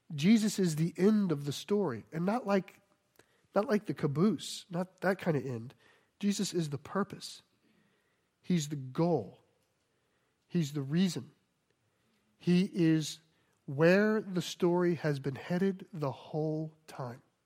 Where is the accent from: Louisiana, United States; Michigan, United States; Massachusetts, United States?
Louisiana, United States; Cajun; I'm Cajun